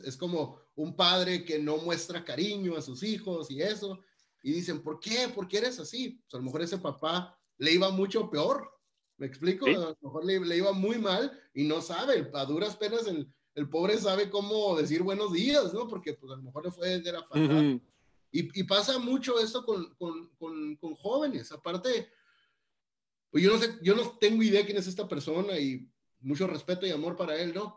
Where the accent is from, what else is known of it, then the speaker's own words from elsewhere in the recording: Mexicali, Baja California, Mexico; yo crecí en Mexicali, Baja California, y la gente ahí somos muy platicadora